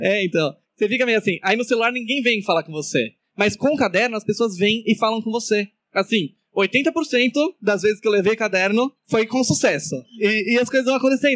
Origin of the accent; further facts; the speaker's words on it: São Paulo, Brazil; moved away; eu sou de São Paulo